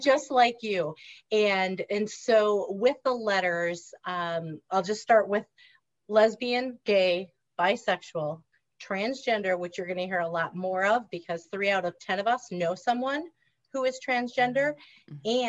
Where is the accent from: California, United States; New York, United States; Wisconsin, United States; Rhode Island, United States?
Wisconsin, United States; Reedsburg; accent: nasally; also born or lived in Washington, D.C. area; i grew up in reedsburg wisconsin which is an hour north of madison if you know anything about wisconsin so kind of south central